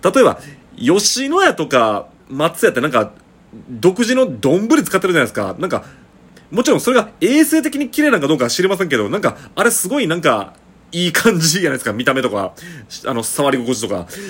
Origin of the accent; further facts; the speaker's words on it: Shiga, Japan; 僕、その、滋賀県出身なんですよね